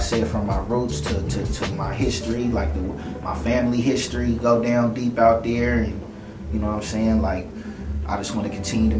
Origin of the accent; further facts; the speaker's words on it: San Francisco, California, United States; growing up around Filmo, my roots being from Filmo